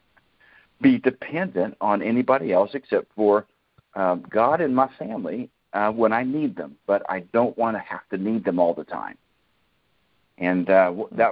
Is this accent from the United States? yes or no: yes; Kansas, United States; moved away; my hometown in Kansas